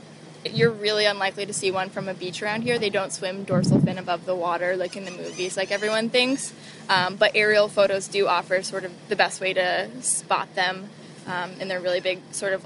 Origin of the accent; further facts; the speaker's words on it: South Shore, Massachusetts, United States; also born or lived in Cambridge, Massachusetts; So I'm from South Shore, Massachusetts. I just graduated from Harvard University, so I was at Cambridge when I wasn't here. But I'll be moving to California at the end of summer.